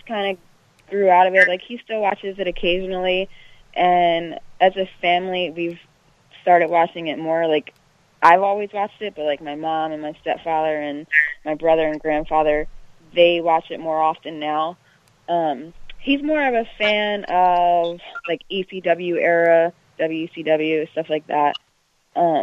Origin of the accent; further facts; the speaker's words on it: Baltimore, Maryland, United States; I'm from Baltimore